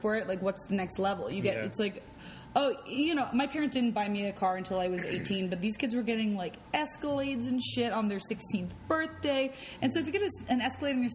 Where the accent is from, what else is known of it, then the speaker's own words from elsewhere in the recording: Los Angeles, California, United States; also born or lived in Beverly Hills; I grew up in West Los Angeles, 90064